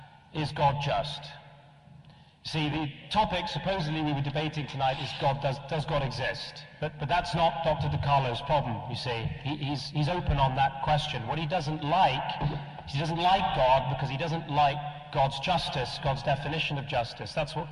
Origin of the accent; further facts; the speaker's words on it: Netherlands; I'm from Holland.